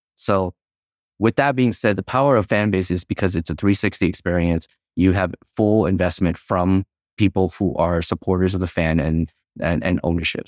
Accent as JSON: {"language": "English", "country": "United States", "tie": "born or raised there", "said": "growing up in the nineties, all we cared about was trying to assimilate and fit in, into the American culture"}